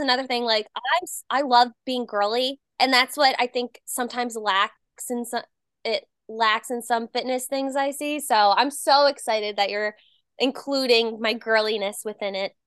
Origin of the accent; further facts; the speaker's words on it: New Jersey, United States; moved away; I'm originally from Jersey